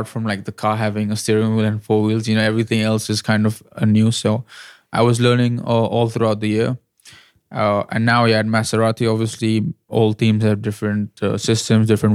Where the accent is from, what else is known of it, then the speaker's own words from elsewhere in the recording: India; me being an Indian driver, driving for an Indian team